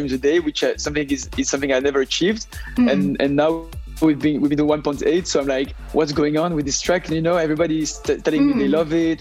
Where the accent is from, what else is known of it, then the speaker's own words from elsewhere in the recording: Brussels, Brussels-Capital Region, Belgium; In Brussels, Belgium, Brussels. That's where I grew up.